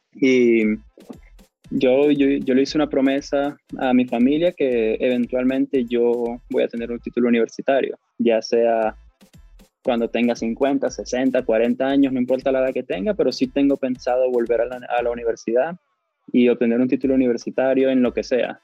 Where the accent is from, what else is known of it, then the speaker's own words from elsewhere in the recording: Cabimas, Zulia, Venezuela; Yo soy de la calle Rosario con la avenida Carnevali, eso le dicen casco central en Cabimas, cerca del centro cívico.